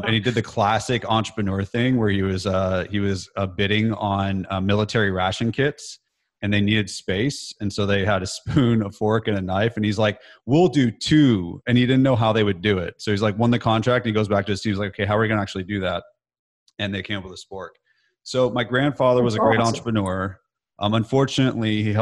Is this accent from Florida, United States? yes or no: no; California, United States; moved away as an adult; now in Nashville, United States; growing up in California, I just had like an average childhood, middle class